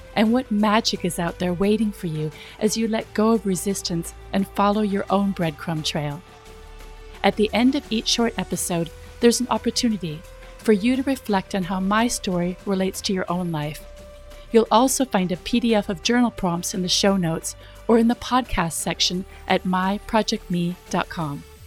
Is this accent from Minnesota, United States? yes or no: yes; Minnesota, United States; moved away as an adult; also born or lived in California; I was from Minnesota